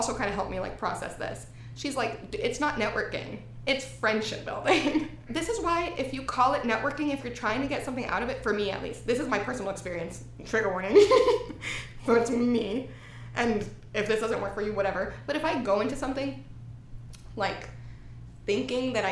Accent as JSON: {"language": "English", "region": "Texas", "country": "United States", "also_born_or_lived": "Houston", "moved": "as an adult", "lives_now": "Los Angeles, United States", "said": "I'm from Texas"}